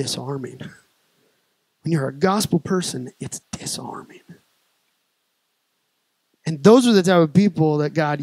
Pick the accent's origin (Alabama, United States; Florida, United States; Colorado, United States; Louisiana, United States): Colorado, United States; Colorado Springs; now in Peoria, United States; I was raised in Colorado Springs